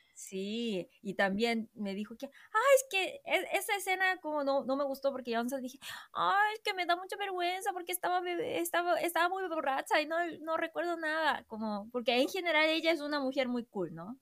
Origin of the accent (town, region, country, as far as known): South Korea